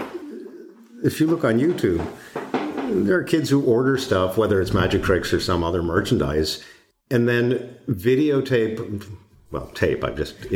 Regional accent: Boston, Massachusetts, United States; moved away; I'm originally from Boston

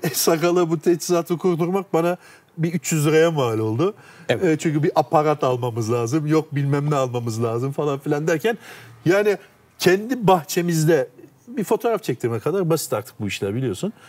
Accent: Turkey; first language Turkish; Sonuçta ben Türk'üm abi ana dilim Türkçe

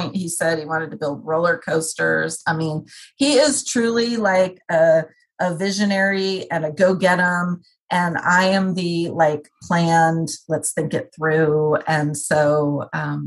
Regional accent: New Jersey, United States; I was born in New Jersey.

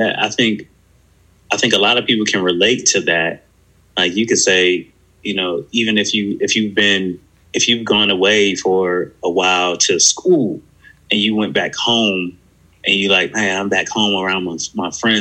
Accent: Buffalo, New York, United States; now in West Virginia, United States; I'm from Buffalo, New York, and I grew up in a neighborhood where that was predominantly Black

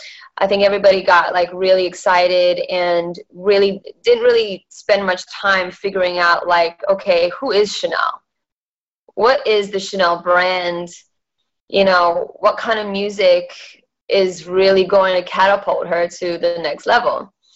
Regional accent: Perth, Western Australia, Australia; also born or lived in Malaysia; so I was born in Malaysia and that's where my dad had his karaoke and everything. And then by the age of 10, they decided to move us over to Perth, Western Australia

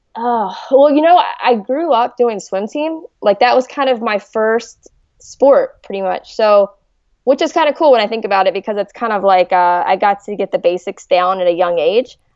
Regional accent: Hurricane, West Virginia, United States; also born or lived in Charleston, West Virginia; I was born in Charleston, West Virginia. So, you know, just always been, always been East Coast. But no, I, I, I loved West Virginia. It was a great state to grow up

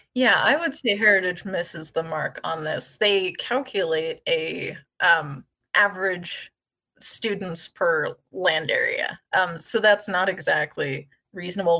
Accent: Wasilla, Alaska, United States; also born or lived in Montana; I was born and raised in Wasilla

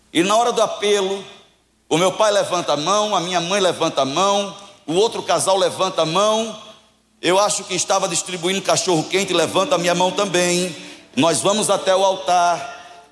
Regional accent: João Pessoa, Paraíba, Brazil; Eu sou de João Pessoa, na Paraíba

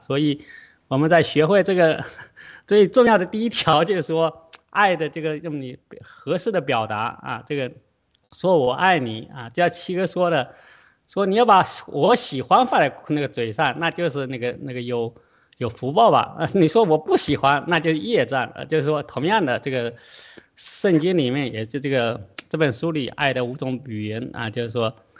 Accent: China; 我们中国人

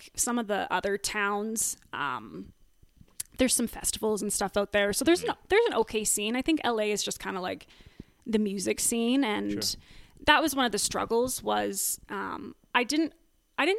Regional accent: Calgary, Alberta, Canada; also born or lived in Los Angeles; I'm born and raised here in Calgary, actually not too far away from here. I grew up in Sundance.

